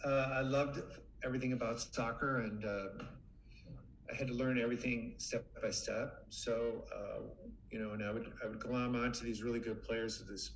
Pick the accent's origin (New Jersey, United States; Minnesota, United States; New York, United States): Minnesota, United States; I grew up in Minnesota.